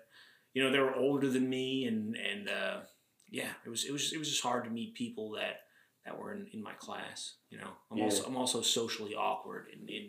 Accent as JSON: {"language": "English", "town": "Orangeburg", "region": "New York", "country": "United States", "tie": "born or raised there", "also_born_or_lived": "Boston", "said": "Yeah, I grew up in Rockland in Orangeburg. Mm. I lived in the same house my entire life."}